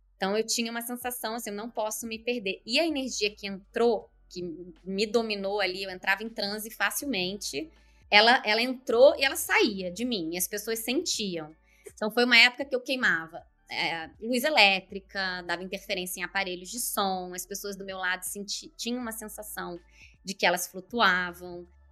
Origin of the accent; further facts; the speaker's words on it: Nova Friburgo, Rio de Janeiro, Brazil; also born or lived in Curitiba / Joinville; now in Vancouver, Canada; Eu tô hoje eu tô aqui em Nova Friburgo, região é, serrana do Rio de Janeiro. Eu nasci aqui nessa cidade, estou na casa da minha mãe